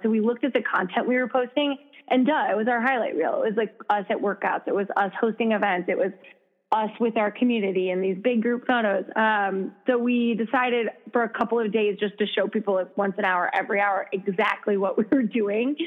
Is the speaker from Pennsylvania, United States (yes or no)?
no; Minnesota, United States; moved away as an adult; also born or lived in Madison, Wisconsin; now in Chicago, United States; I'm from Minnesota originally